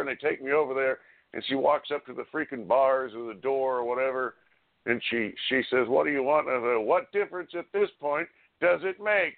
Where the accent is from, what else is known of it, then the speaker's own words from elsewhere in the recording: United States; I'm an American